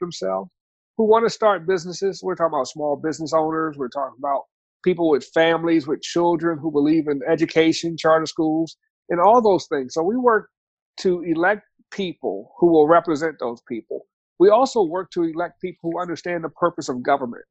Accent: Washington, District of Columbia, United States; So I grew up in Washington, D.C., and Washington, D.C. is a government, military, and education town

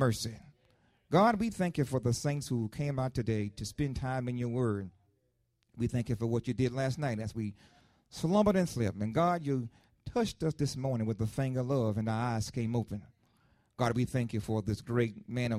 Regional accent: Lakeland, United States; I was growing up in Lakeland, a young boy growing up in Lakeland, I grew up on 6th Street

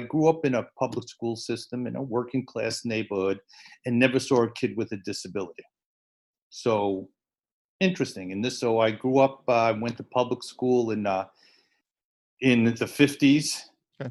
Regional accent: New York City, New York, United States; I grew up in the Bronx. Uh, I went to public school in the Bronx, PS 56

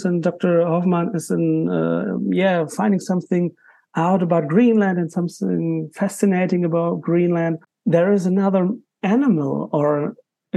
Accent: Germany; English is a second language; I'm an author from Germany, for sure. So I'm a non-US author, but I write in English.

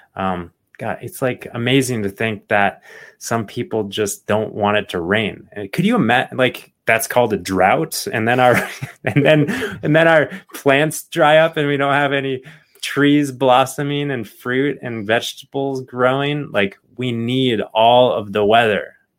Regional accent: Phoenix, Arizona, United States; I grew up in Phoenix, Arizona

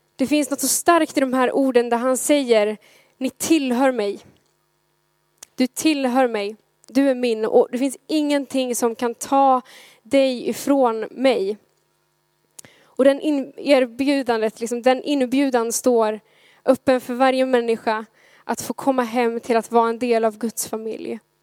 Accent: Gothenburg, Västra Götaland, Sweden; som göteborgare

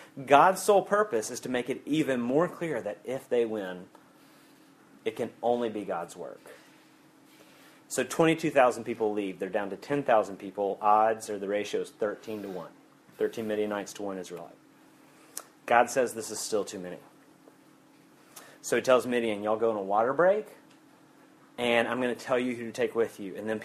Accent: Alabama, United States; I'm from Alabama

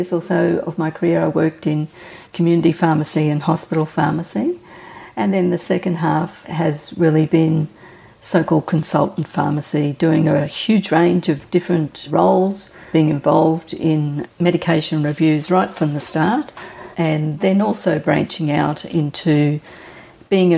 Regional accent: Brisbane, Queensland, Australia; I've lived in Brisbane all my life

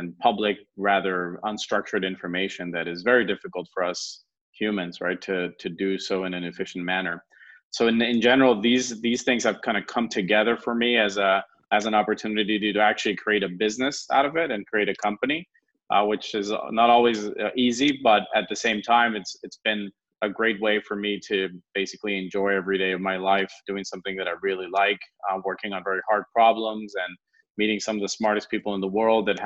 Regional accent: California, United States; moved away as an adult; also born or lived in France; now in Spain; I'm originally from California, but I have a Latin background, and I studied most of my life in the U.S. until I moved to France

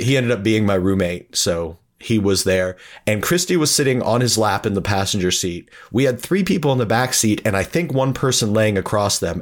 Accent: Erie, Pennsylvania, United States; moved away as an adult; We are all from Erie, Pennsylvania, and we all moved there together

